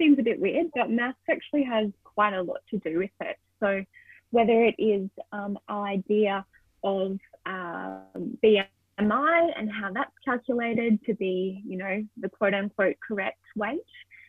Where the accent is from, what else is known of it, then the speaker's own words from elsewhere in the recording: Australia; So as an Australian, I would like to acknowledge the Aboriginal and Torres Strait Islander people of so-called Australia